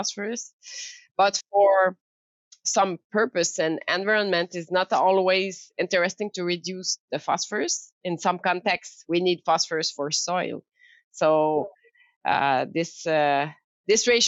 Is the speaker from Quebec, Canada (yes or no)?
yes; Quebec City, Quebec, Canada; English is a second language; moved away; also born or lived in France; I'm French Canadian. Coming from this area in Quebec City, but I live long time in France